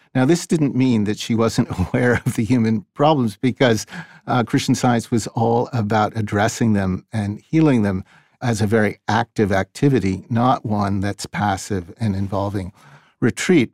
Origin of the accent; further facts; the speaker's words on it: Boston, Massachusetts, United States; I'm a Bostonian. I wasn't born here, but I grew up here